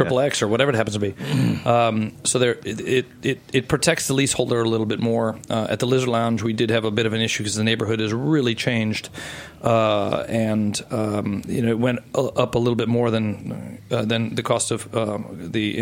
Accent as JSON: {"language": "English", "country": "United States", "also_born_or_lived": "Grenoble, France / Paris, France", "moved": "as an adult", "said": "I'm an American"}